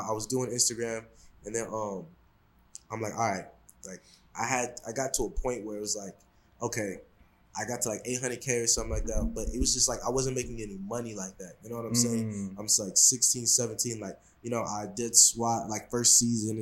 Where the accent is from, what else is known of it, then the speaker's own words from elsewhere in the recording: Seattle, Washington, United States; I'm from Seattle, so when I was younger and stuff like that, I wanted to do, like, a lot of people play basketball where I'm from